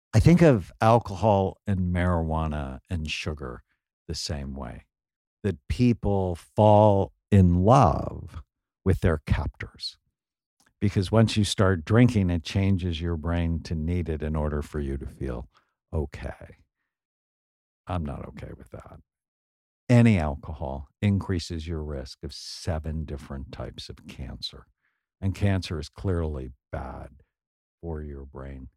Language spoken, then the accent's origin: English; San Fernando Valley, California, United States; I grew up in the San Fernando Valley